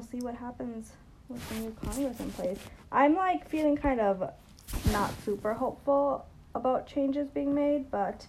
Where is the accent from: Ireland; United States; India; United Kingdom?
India; I'm from India